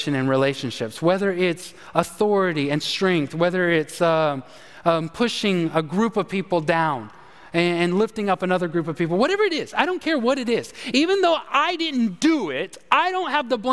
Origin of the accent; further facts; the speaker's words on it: Texas, United States; moved away; I'm a Longhorn. I'm a Texan